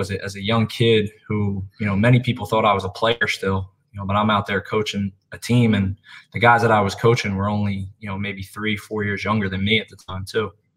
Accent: Philadelphia, Pennsylvania, United States; So originally from Philadelphia, Pennsylvania. Um, grew up a Philly guy through and through

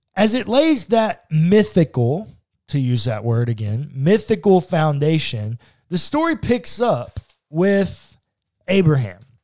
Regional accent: Texas, United States; We're from Texas

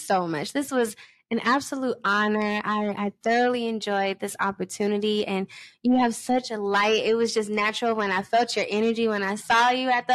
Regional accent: New York, United States; moved away; also born or lived in Georgia; my home state

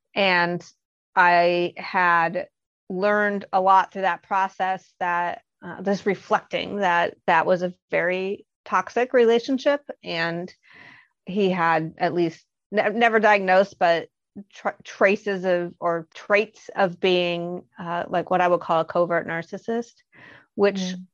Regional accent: Bloomington, Indiana, United States; also born or lived in Boston, Massachusetts; I am from Bloomington, Indiana, and I still live here, but I had escaped to Boston for a while.

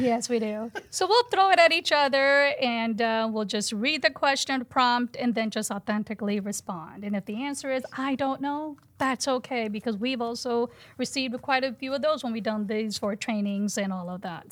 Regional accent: United States; I'm a Hindu, but I didn't talk about my religion growing up in the Quad Cities

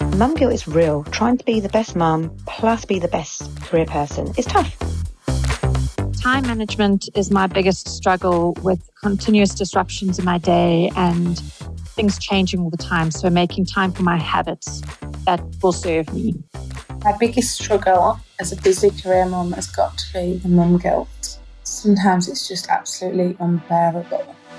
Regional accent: South Africa; accent: slight South African accent; now in Norfolk, United Kingdom; I'm originally South African born, which is where you're hearing that slight accent. But nowadays, I live in Norfolk in the UK

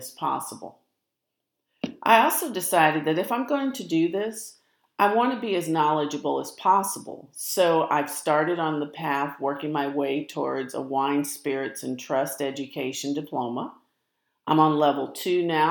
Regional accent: St. Louis, Missouri, United States; now in Texas, United States; I grew up in St. Louis. I live in Texas now

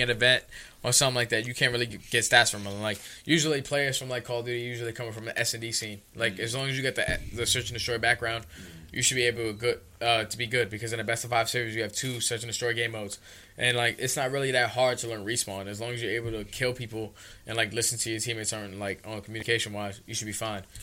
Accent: New York City, New York, United States; I was a kid from the Bronx from Soundview, literally from where we

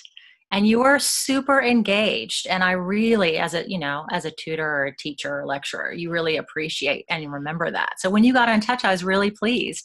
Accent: United States; accent: American; moved away as an adult; you can tell I'm American

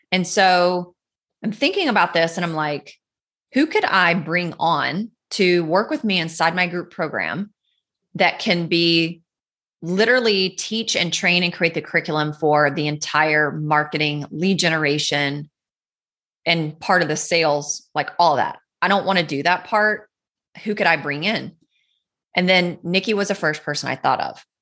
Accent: North Carolina, United States; Where I grew up in North Carolina, there's the Blue Ridge Parkway

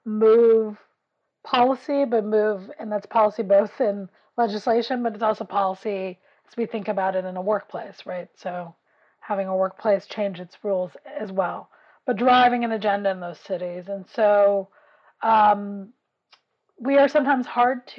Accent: New York City, New York, United States; I grew up in West Harlem, so it's a working class community.

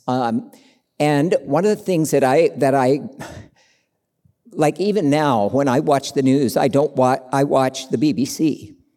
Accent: Tulsa, Oklahoma, United States; moved away as an adult; also born or lived in China / Cambodia; now in Bay Area, United States; was born and raised in Tulsa, Oklahoma, in the Bible Belt

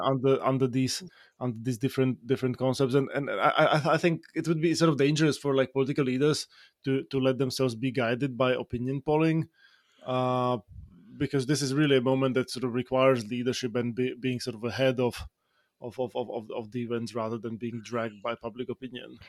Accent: Slovakia; now in United States; Slovakia, in my home country

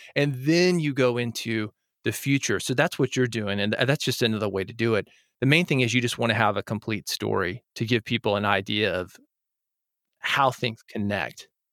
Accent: Nashville, Tennessee, United States; I grew up in Nashville, where, as I mentioned, Music City, U S A, uh, we make a living with our creativity here

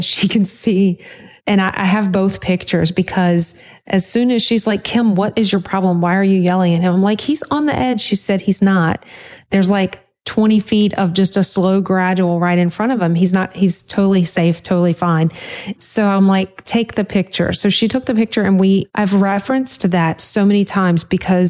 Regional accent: Louisiana, United States; I'm from Louisiana

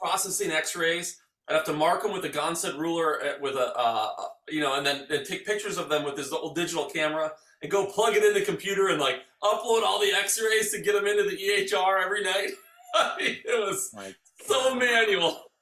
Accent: Arbor Vitae, Wisconsin, United States; I grew up in Arbor Vitae.

